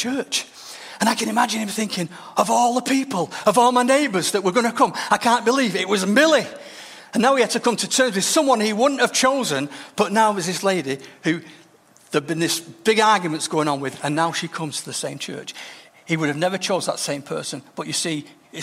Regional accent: Denton, North West England, United Kingdom; the church I grew up in Denton

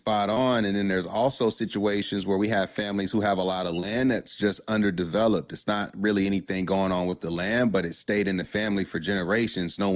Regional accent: Durham, North Carolina, United States; I grew up in Durham

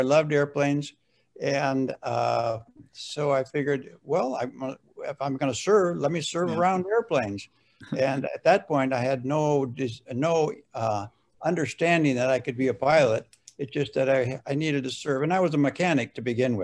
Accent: Fargo, North Dakota, United States; I was born and raised right here in Fargo, in South Fargo.

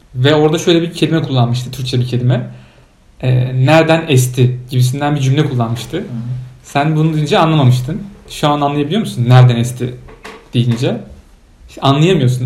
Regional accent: Turkey; now in Poland; ben Türk'üm

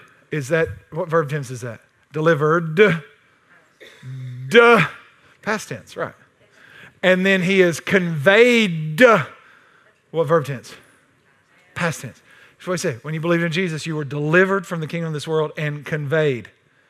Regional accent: Texas, United States; But I'm from Texas.

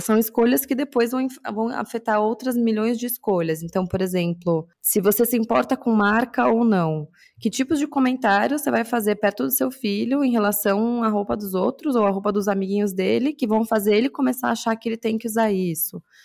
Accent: São Paulo, Brazil; eu cresci na Zona Norte de São Paulo

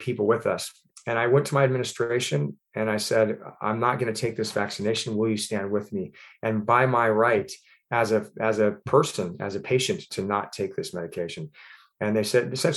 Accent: Ventura County, California, United States; also born or lived in San Diego, California / Boston, Massachusetts; I grew up, born and raised in Ventura County, California

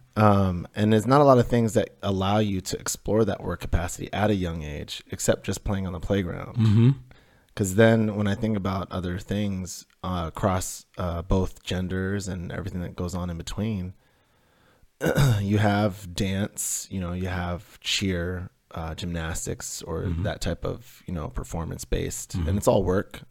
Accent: Denver, Colorado, United States; We had these two huge pine trees in my front yard growing up in Denver

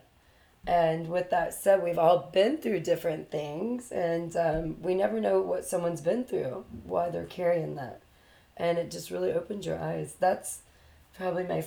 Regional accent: Durham, North Carolina, United States; moved away as an adult; also born or lived in Raleigh, North Carolina / Florida; now in Miami, United States; From North Carolina, Durham specifically. I was born in Durham, which is where Duke's

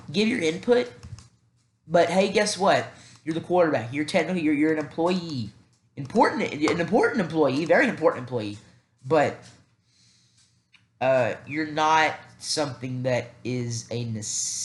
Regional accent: the South, United States; I am from the South, so if there's a heavy accent

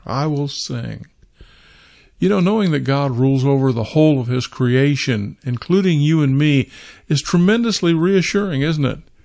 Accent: Kansas, United States; I was raised in Kansas

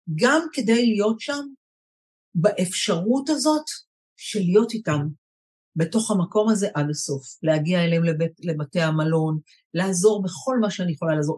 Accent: Israel; אני בעיקר ישראלית, דור שלישי בארץ, והכי הכי ישראלית שיש, דור שני

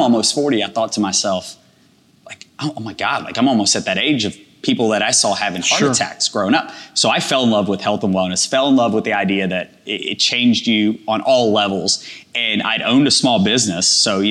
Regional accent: Birmingham, Alabama, United States; I grew up in Birmingham, Southside.

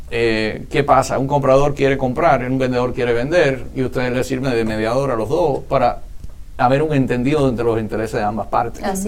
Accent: Miami, Florida, United States; Yo soy nativo y residente de Miami toda la vida

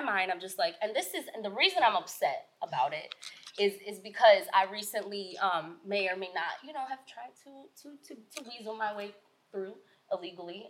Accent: New York City, New York, United States; I hail from Queens, New York

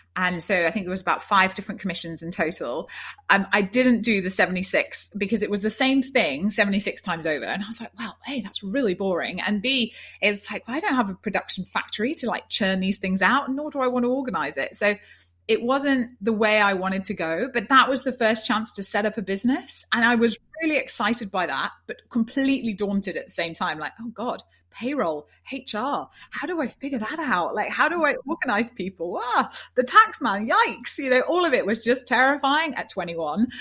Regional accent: Yorkshire and the Humber, United Kingdom; moved away as an adult; also born or lived in London / Rome; I'm a girl from Yorkshire and, and up in the north.

